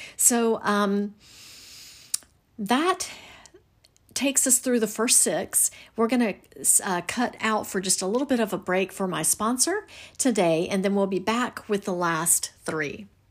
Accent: the South, United States; I'm from the South

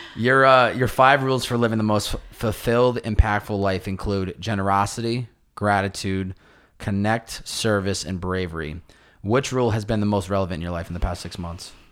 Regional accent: Massachusetts, United States; now in Los Angeles, United States; I was back home visiting family

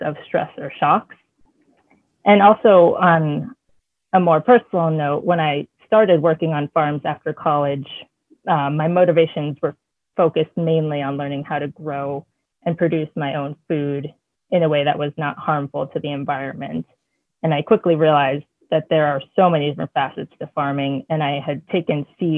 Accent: New Jersey, United States; also born or lived in Pennsylvania / Maine; now in St. Lawrence County, New York, United States; so we lived in Pennsylvania, Maine, but I grew up in New Jersey.

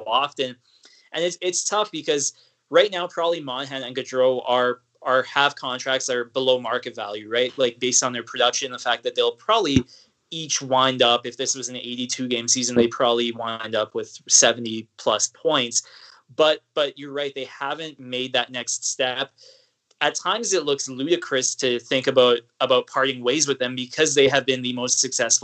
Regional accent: Edmonton, Alberta, Canada; growing up in Edmonton and being a teenager during that decade of futility

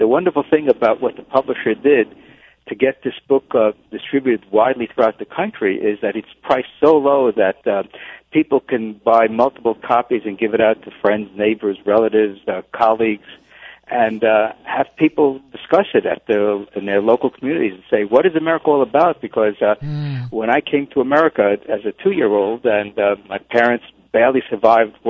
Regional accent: New York City, New York, United States; I grew up in the New York City public schools

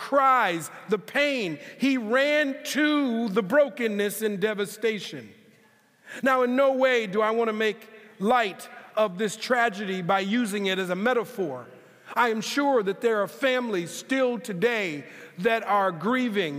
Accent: Minneapolis, Minnesota, United States; moved away as an adult; now in California, United States; growing up in Minneapolis, Minnesota, we are definitely accustomed to some cold

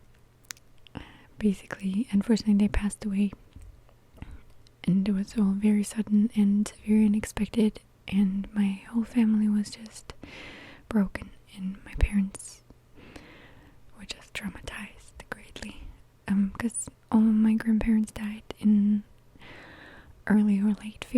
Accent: Lipetsk, Lipetsk Oblast, Russia; I grew up in a small town that's called Lipetsk

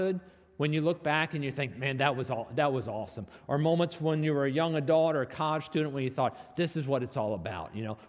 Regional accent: North Arlington, United States; I grew up in North Arlington

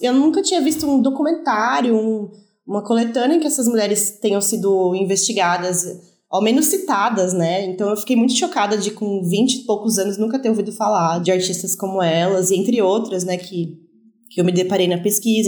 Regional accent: Brazil; sendo brasileira

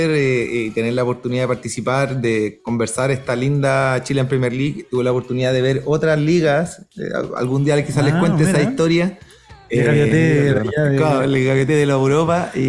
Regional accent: Mexico; accent: neutral Mexican; es, como más neutral ahora. Claro, hablo como mexicano neutral

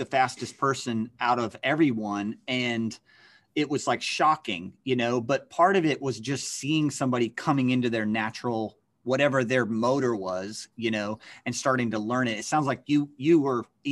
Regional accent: Central Virginia, United States; I was from Central Virginia

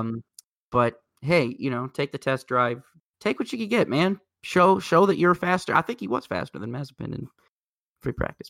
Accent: Indianapolis, Indiana, United States; I'm coming at you from Indianapolis

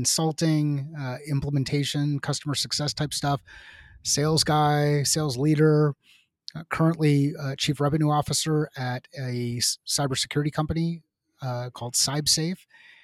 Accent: Southern California, United States; moved away as an adult; also born or lived in New York / Seattle; now in Arizona, United States; I am originally from New York, went to high school in Southern California

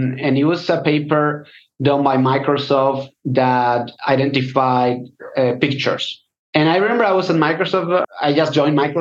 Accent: Spain; also born or lived in London; I'm from Spain

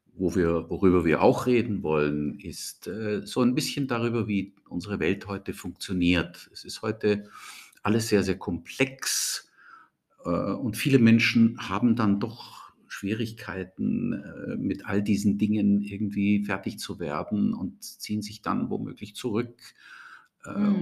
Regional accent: Austria; also born or lived in Germany; ich bin ähm, aus Deutschland kommen, kommend in jungen Jahren nach Österreich gekommen, hab, bin hier zur Schule gegangen, habe hier studiert

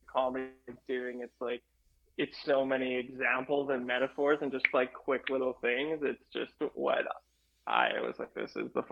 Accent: Canada; I'm Canadian.

